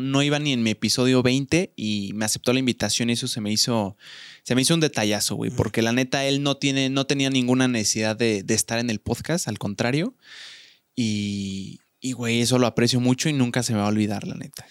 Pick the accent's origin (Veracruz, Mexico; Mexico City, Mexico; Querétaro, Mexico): Querétaro, Mexico; Yo soy provinciano, soy de Querétaro